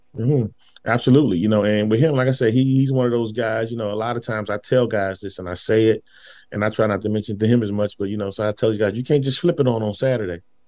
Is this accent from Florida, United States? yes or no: no; Washington, District of Columbia, United States; I went to Ballou High School